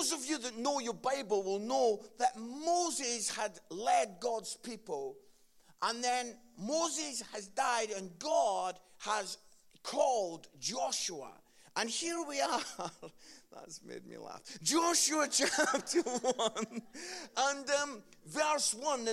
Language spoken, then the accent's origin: English; Edinburgh, Scotland, United Kingdom; I grew up in Edinburgh, Scotland